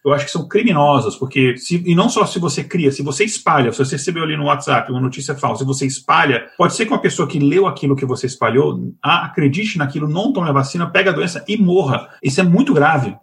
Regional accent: Minas Gerais, Brazil; eu, como mineiro

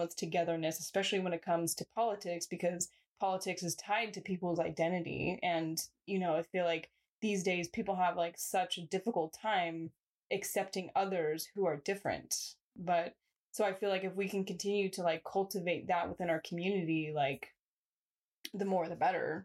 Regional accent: San Jose, California, United States; I'm from Eastside

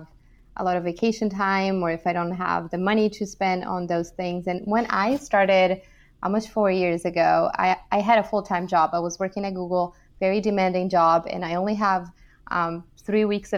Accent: Brazil; moved away as an adult; also born or lived in São Paulo, Brazil / Michigan, United States / California, United States / New York, United States; I'm actually from Brazil

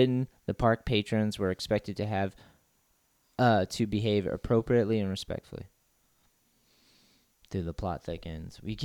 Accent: New Hampshire, United States; when I was a kid, I was like growing up in New Hampshire and like trailer parks.

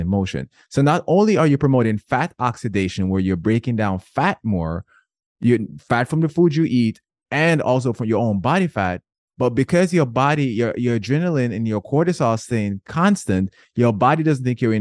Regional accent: Jamaica; I'm Jamaican.

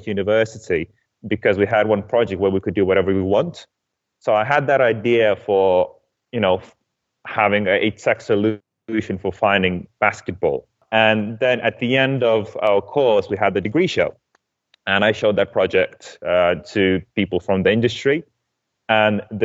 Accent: Lithuania; moved away as an adult; also born or lived in Denmark; I'm originally from Lithuania

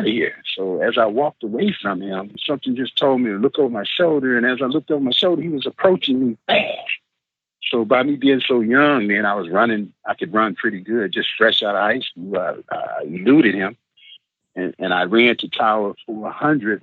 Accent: Benton Harbor, Michigan, United States; also born or lived in Detroit, Michigan; I was in Benton Harbor, Michigan, my hometown

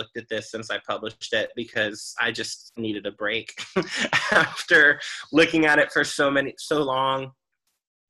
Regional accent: Dallas, Texas, United States; which was going to be in Dallas, my hometown.

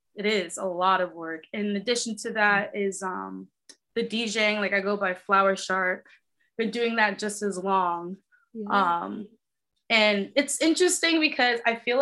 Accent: New York City, New York, United States; also born or lived in Bronx, New York; I grew up in Queens, New York

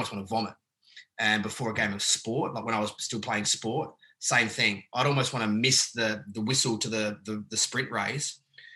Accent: Adelaide, South Australia, Australia; moved away as an adult; also born or lived in Sydney; I grew up in Adelaide.

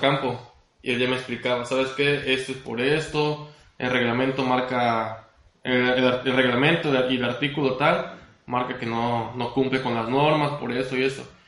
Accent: Cárdenas, Tabasco, Mexico; also born or lived in Villahermosa, Mexico; soy originario de Cárdenas, Tabasco

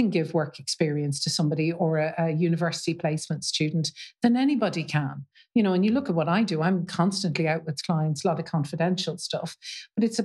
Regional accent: Dublin, Leinster, Ireland; now in Shrewsbury, United Kingdom; me from Dublin

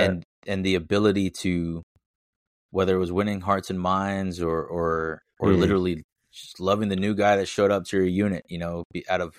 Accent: United States; you usually don't have to give the second one because I'm an American. That's it. That's the only way to look at me.

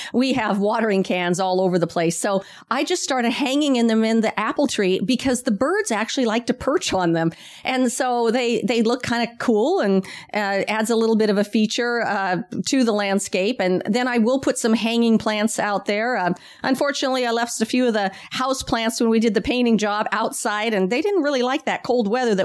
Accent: Washington, United States; now in Sacramento area, United States; I'm from Washington State.

